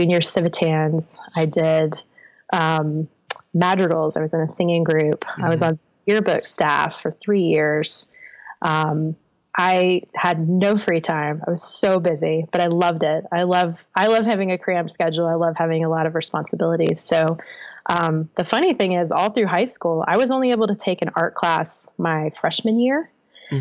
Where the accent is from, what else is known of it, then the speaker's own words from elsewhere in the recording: Kernersville, North Carolina, United States; moved away; I am from Kernersville, North Carolina, which is a little suburb around the Winston-Salem, Greensboro, High Point area of North Carolina. It's a great place to grow up